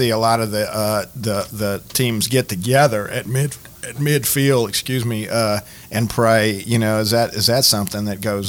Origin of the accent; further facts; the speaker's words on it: Louisiana, United States; Besh, I'm from Louisiana. What's up with that?